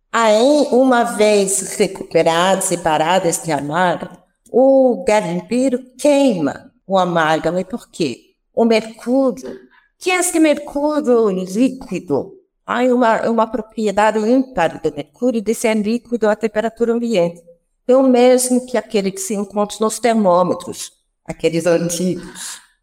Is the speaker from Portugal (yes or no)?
no; France; accent: French; Portuguese is a second language; moved away as an adult; also born or lived in Piracicaba, Brazil; now in Brazil; eu tenho uma ponta de sotaque que vem da França, onde eu nasci, onde eu é, fiz todo o meu percurso universitário até o meu doutorado